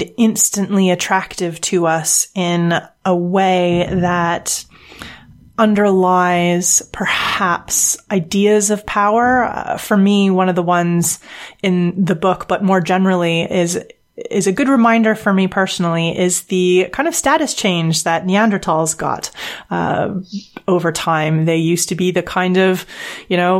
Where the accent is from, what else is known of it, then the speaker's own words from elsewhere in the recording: Canada; now in United Kingdom; being English speaking, living in Britain, being from Canada